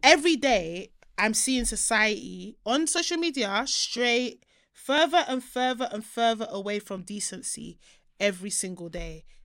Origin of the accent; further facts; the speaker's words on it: Nigeria; now in United Kingdom; my home country